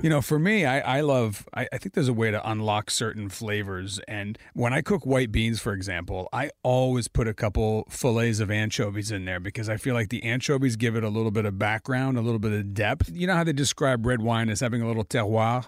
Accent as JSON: {"language": "English", "country": "Italy", "tie": "born or raised there", "moved": "yes", "lives_now": "United States", "said": "I grew up in Italy, you know, and I would be sitting in the countryside in Italy. As a kid"}